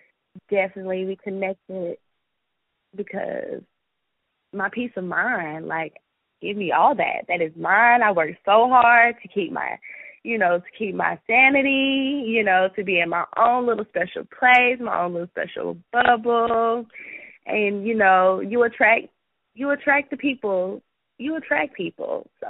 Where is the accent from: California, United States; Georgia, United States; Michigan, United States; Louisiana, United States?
Georgia, United States; Atlanta; I told y'all I'm from Atlanta, so I have a little ratchet in me